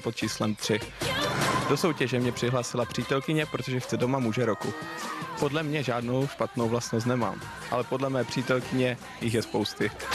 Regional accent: Ústí nad Labem, Ústí nad Labem Region, Czechia; pocházím z Ústí nad Labem

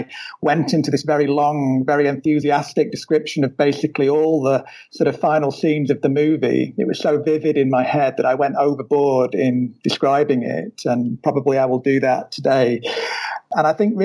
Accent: United Kingdom; being British myself

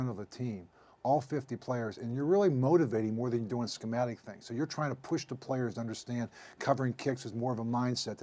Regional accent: Pittsburgh, Pennsylvania, United States; also born or lived in Kansas City; my hometown team

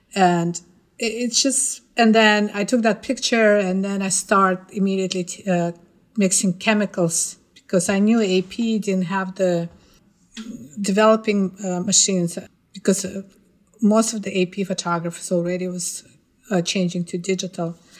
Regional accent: Ufa, Bashkortostan, Russia; moved away as an adult; now in New York City, United States; I was born in Ufa, uh, it's the capital of Bashkortostan

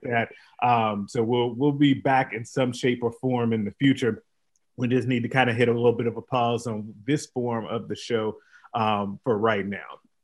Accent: Illinois, United States; moved away; my home state team, Illinois

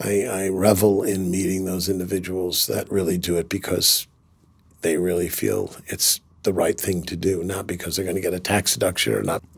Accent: Kingston, New York, United States; I grew up in Kingston, New York

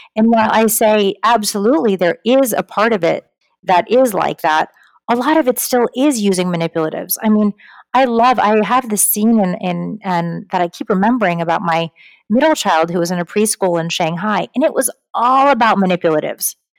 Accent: United States; I grew up in the Connecticut, New York area.

